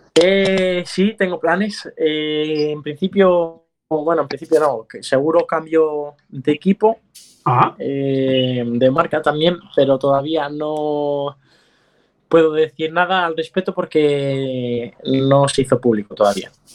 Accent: Vigo, Galicia, Spain; yo soy de Vigo

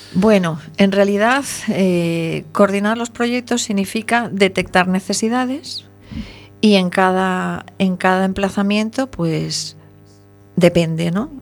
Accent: Venezuela; moved away; yo debo decir que nací en Venezuela, de lo cual me siento muy orgullosa y muy feliz, pero mi tierra querida me enseñó los colores

